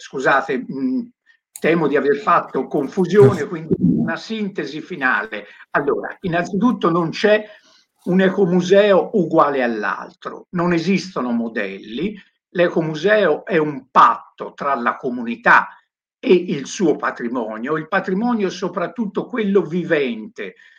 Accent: Tuscany, Italy; io che vengo dalla Toscana

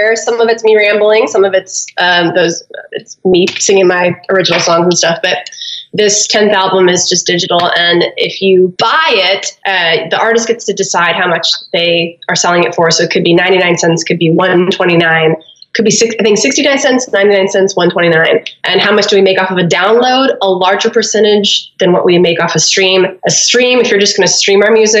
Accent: San Diego, California, United States; moved away as an adult; also born or lived in Los Angeles, United States; now in Nashville, United States; born and raised in San Diego, about to celebrate my 11 years here in Nashville

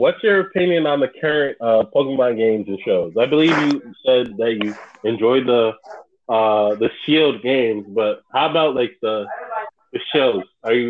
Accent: United States; I'm American.

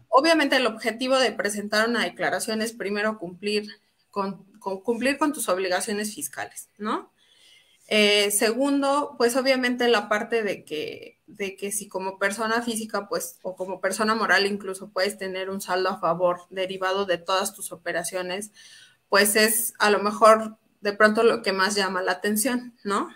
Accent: Mexico; Todos como mexicanos

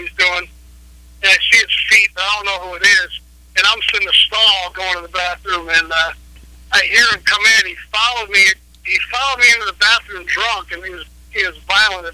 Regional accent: New Jersey, United States; I grew up in Jersey, right outside of New York City in Philadelphia, equal distance

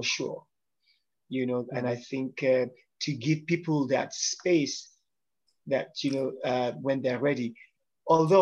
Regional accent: Nigeria; I'm Yoruba from Nigeria, West Africa

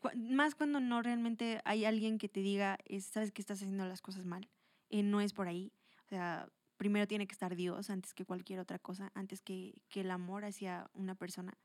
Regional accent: Toluca, State of Mexico, Mexico; also born or lived in Atlacomulco; soy de aquí, de Toluca

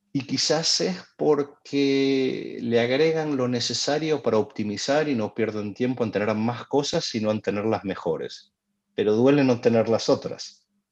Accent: Argentina; soy argentino.

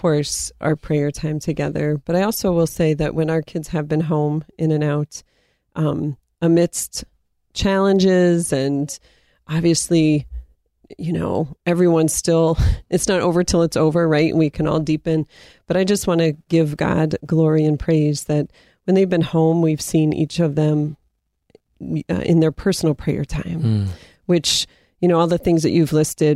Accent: Erie, Pennsylvania, United States; Erie, Pennsylvania, my hometown

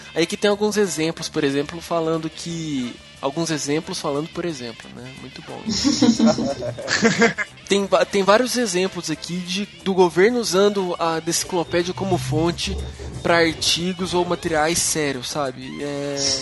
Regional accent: Uberlândia, Minas Gerais, Brazil; Uberlândia, que é minha cidade

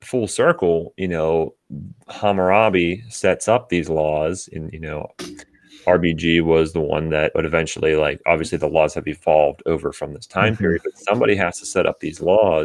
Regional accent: Western Pennsylvania, United States; moved away; I'm originally from Western Pennsylvania.

